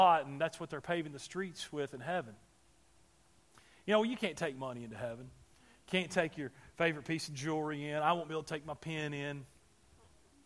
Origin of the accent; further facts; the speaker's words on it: Alabama, United States; I'm from Alabama